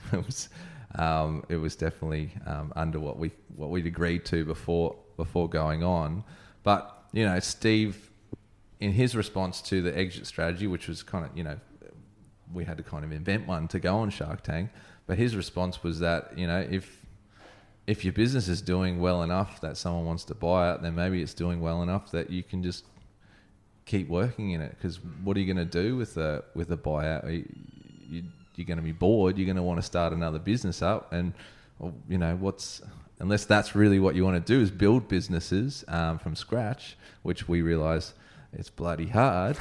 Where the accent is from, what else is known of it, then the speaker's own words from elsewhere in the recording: Brisbane, Queensland, Australia; now in Sunshine Coast, Australia; I grew up in Brisbane, when I came to the Sunshine Coast